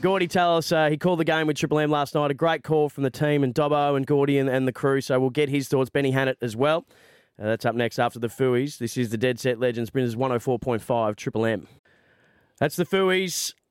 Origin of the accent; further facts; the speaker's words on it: Victoria, Australia; now in Brisbane, Australia; I grew up in Victoria